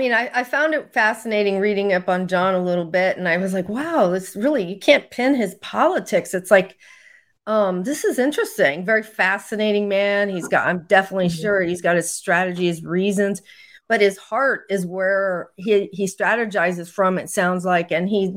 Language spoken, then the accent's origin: English; United States; But overall, I'm an American. I look for truth.